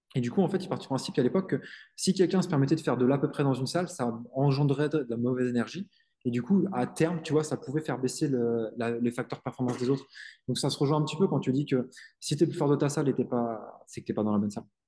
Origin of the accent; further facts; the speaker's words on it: Île-de-France, France; je suis en Est